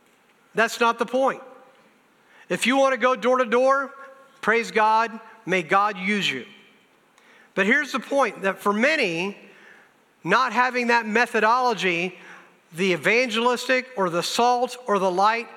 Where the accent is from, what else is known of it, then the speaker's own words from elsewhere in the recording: Mississippi, United States; born there; also born or lived in Indiana / Wisconsin; I was saved in Newcastle, Indiana, the Midwest, people often would say. I was born in Mississippi, went back to school, grad school down in the South, went to Bible college in Wisconsin.